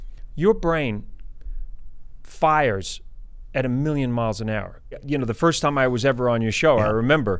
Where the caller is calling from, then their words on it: Los Angeles, California, United States; And, you know, I'm calling from the other coast, right? Yeah. I'm calling from Los Angeles.